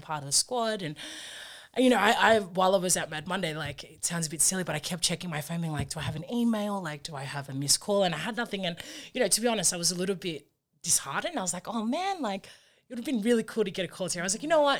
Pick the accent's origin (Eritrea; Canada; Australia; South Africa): Australia; Sydney, New South Wales; now in Campbelltown, Australia; I'm a proud Australian-born Fijian. Um, my parents came over here um, in the 80s, and so our lives kind of were built from here. Um, we grew up in the Bexley area